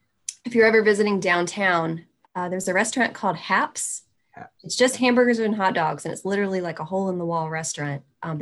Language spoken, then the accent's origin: English; Piedmont, Lexington area, North Carolina, United States; You know, where I'm from, it's more that Piedmont, Lexington style barbecue.